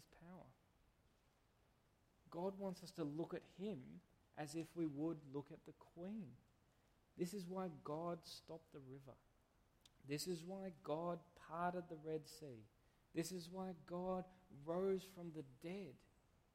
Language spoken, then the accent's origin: English; Canberra, Australian Capital Territory, Australia; moved away; I come from Canberra